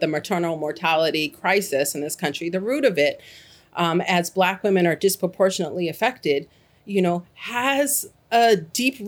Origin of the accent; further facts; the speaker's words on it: Boston, Massachusetts, United States; moved away as an adult; now in Gainesville, Alabama, United States; I was born and raised in Boston, Massachusetts